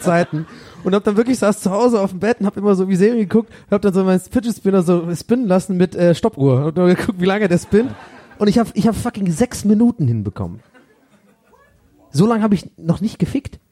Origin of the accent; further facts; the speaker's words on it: Swabia, Germany; moved away; bei uns im Schwabenland hat jeder immer so einen schönen Keller